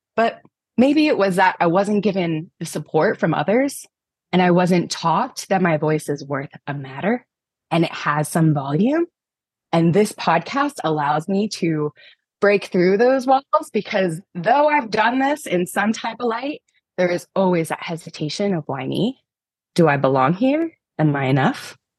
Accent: Pennsylvania, United States; I'm from Pennsylvania

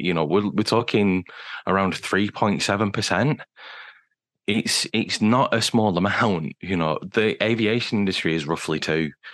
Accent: United Kingdom; being British as well

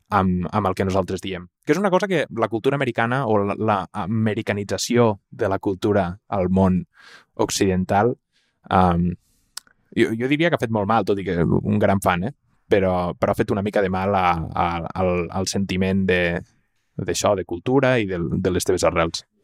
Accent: Tàrrega, Catalonia, Spain; sóc de Tàrrega

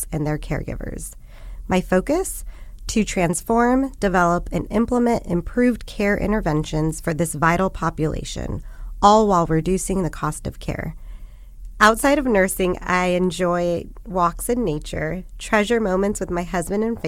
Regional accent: Tucson, Arizona, United States; also born or lived in El Paso, Texas; now in Bay Area, United States; I'm originally from El Paso, Texas, grew up in Tucson, Arizona, and have been nested in the Bay Area for over 15 years.

